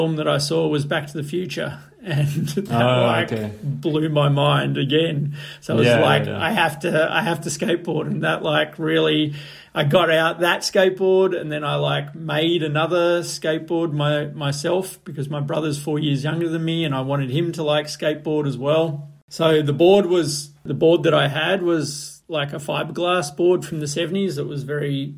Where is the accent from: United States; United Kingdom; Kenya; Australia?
Australia; Melbourne, Victoria; moved away as an adult; also born or lived in Papua New Guinea; now in Europe; I was born in Melbourne, Australia, and I actually grew up in Papua New Guinea from age 5 to around 10, and then was in Australia again.